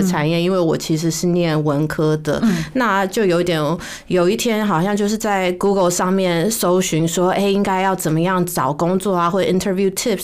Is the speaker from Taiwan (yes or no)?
yes; Taiwan; moved away; also born or lived in United States / Singapore / India; 我是在台湾长大的啊